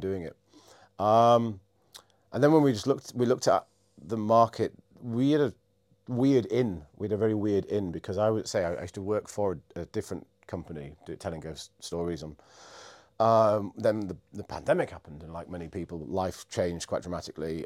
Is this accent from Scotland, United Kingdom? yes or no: no; Scarborough, Yorkshire and the Humber, United Kingdom; moved away as an adult; also born or lived in Edinburgh / London / Cardiff; now in York, United Kingdom; I grew up in Scarborough, which is a little coastal place not far from here.